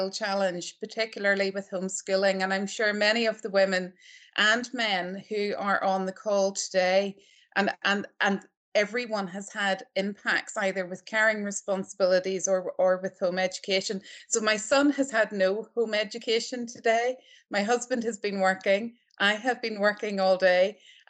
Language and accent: English; Northern Ireland, United Kingdom; moved away as an adult; also born or lived in Belfast, United Kingdom / United States; now in Aberdeen, United Kingdom; I'm not Scottish, I'm Northern Irish.